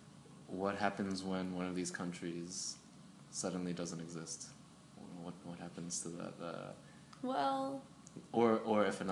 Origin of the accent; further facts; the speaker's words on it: United States; I was from the United States